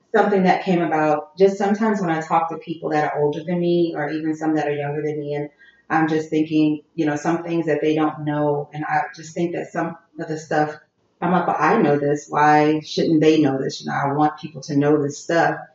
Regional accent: Jefferson, Louisiana, United States; moved away as an adult; also born or lived in New Orleans; now in Houston, United States; I'm from Jefferson, which is like about a mile from New Orleans

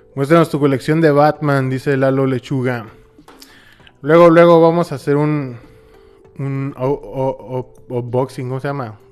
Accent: Hermosillo, Sonora, Mexico; Hermosillo, Sonora, México.

